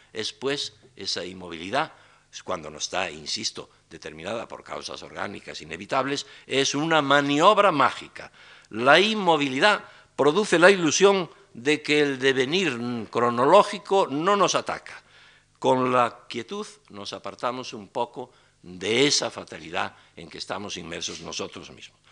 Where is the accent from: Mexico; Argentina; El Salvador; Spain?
Spain; Galicia; los gallegos no lo enfermamos ni envejecemos